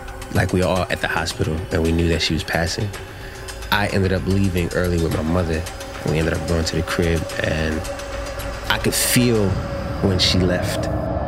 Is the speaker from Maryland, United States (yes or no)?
yes; Baltimore, Maryland, United States; I grew up in Baltimore